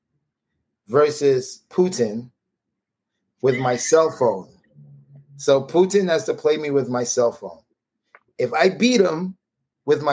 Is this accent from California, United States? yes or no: no; New York City, New York, United States; born and raised in Brooklyn